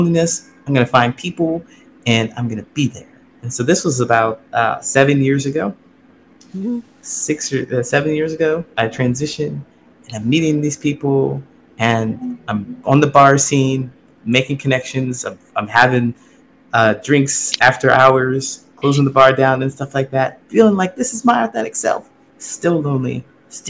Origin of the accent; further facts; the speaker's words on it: Ohio, United States; moved away as an adult; I grew up in Ohio. Small town in Ohio